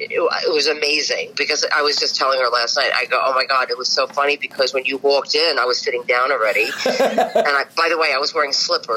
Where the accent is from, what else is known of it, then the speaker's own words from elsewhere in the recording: New York City, New York, United States; I'm from Bensonhurst.